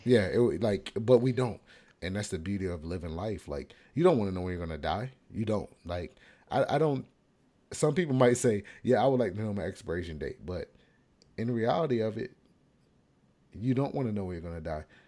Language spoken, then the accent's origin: English; United States; as an American